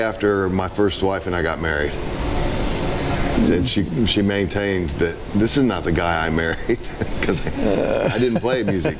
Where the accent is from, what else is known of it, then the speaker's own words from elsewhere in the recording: Indianapolis, Indiana, United States; I'm right here in Indy. Grew up on the west side.